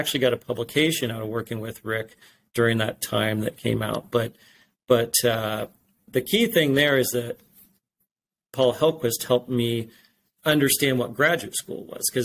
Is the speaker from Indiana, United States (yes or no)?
yes; Indiana, United States; I grew up in Indiana, kind of in the middle of Indiana, about 30, 45 miles northeast of Indianapolis. It's a small farming community